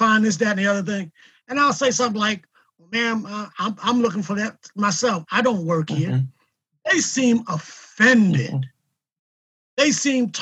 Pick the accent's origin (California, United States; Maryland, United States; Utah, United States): Maryland, United States; Salisbury; also born or lived in Philadelphia, Pennsylvania; I'm originally from Salisbury